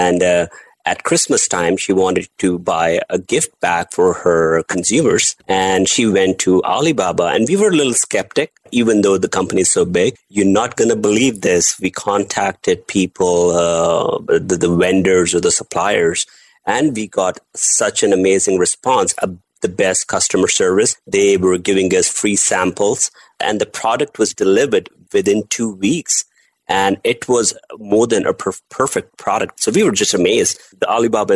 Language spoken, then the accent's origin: English; Delhi, India; I'm born and raised in India, Delhi